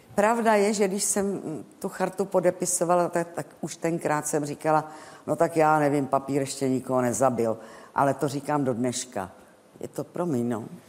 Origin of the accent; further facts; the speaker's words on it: Prague, Czechia; když jsem Pražačka